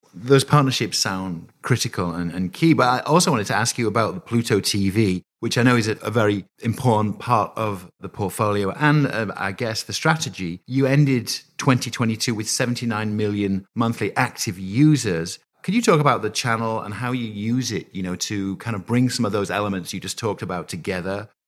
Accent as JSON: {"language": "English", "country": "United Kingdom", "moved": "yes", "lives_now": "United States", "said": "a Brit living here in, in the U S"}